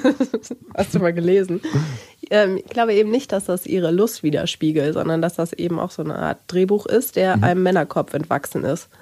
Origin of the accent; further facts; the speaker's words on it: Rhineland, Germany; Ich komme ja aus dem Rheinland